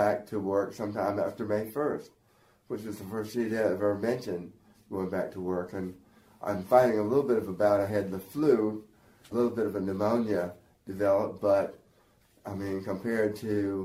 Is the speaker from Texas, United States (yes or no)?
no; Mount Olive, North Carolina, United States; I grew up in Mount Olive.